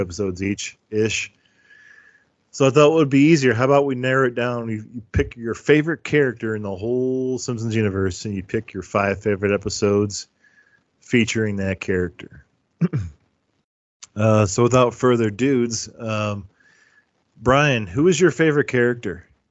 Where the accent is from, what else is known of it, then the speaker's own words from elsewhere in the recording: Midwest, United States; Midwestern like me